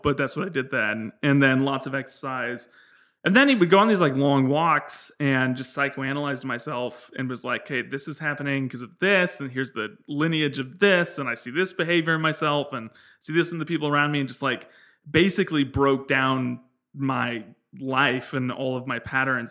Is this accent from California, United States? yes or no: yes; San Francisco, California, United States; I was born in San Francisco